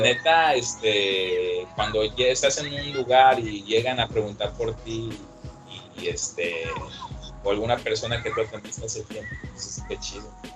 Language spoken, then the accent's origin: Spanish; Acapulco, Guerrero, Mexico; also born or lived in Mexico City; soy de Acapulco